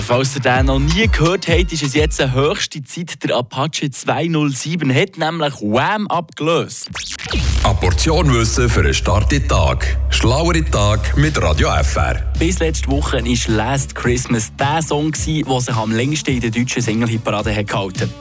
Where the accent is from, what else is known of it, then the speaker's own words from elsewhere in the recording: Switzerland; Wir Schweizer